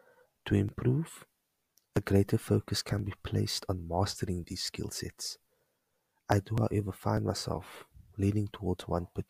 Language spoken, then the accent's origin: English; Cape Town, Western Cape, South Africa; I'm from Cape Town